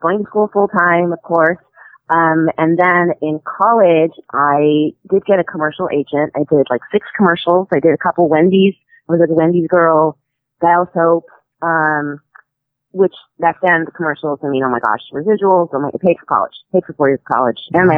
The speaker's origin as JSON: {"language": "English", "region": "Missouri", "country": "United States", "said": "I'm from Missouri."}